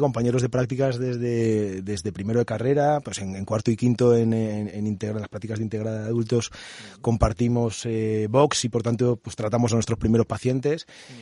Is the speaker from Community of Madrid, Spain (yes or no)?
yes; Madrid, Community of Madrid, Spain; moved away as an adult; now in Toledo, Spain; yo soy de Madrid